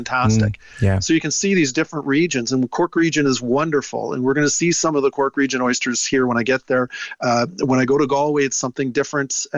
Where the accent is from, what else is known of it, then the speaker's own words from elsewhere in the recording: Toronto, Ontario, Canada; I'm from Toronto, which is a landlocked city.